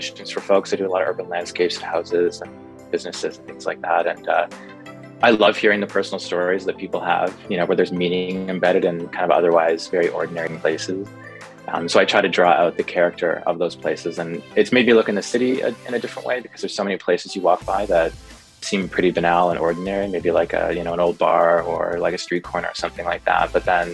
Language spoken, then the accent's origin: English; Vancouver, British Columbia, Canada; moved away as an adult; now in Toronto, Canada; I live in Toronto. I'm based out of downtown Toronto, but I'm originally from Vancouver